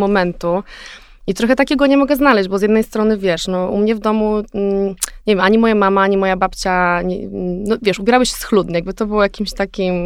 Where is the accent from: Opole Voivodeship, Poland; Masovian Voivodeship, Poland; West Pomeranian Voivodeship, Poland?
West Pomeranian Voivodeship, Poland; Szczecin; moved away; also born or lived in Warsaw; Szczecin, wiesz, z którego się, jakby, skąd jestem